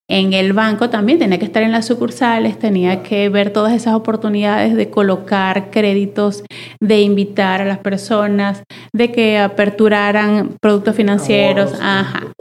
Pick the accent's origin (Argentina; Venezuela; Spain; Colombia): Venezuela; born or raised there; moved away as an adult; now in Monterrey, Mexico